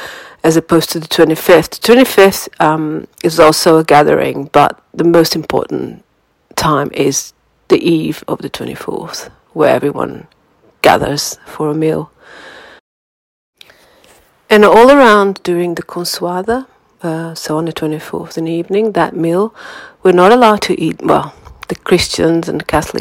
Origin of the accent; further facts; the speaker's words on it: Lisbon, Portugal; moved away; I am from Lisbon